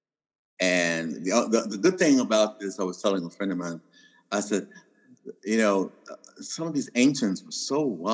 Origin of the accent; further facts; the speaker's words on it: Kentucky, United States; also born or lived in Canada; I'm from Kentucky